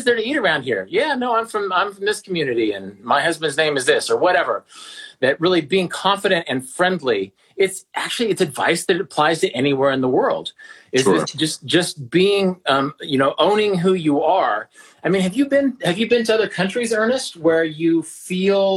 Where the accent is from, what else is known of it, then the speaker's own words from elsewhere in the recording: Kansas, United States; I'm a straight white dude from the middle of the country